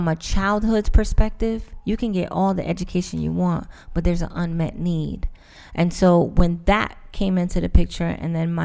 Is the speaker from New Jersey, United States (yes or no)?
yes; Irvington, New Jersey, United States; I was raised in Irvington, New Jersey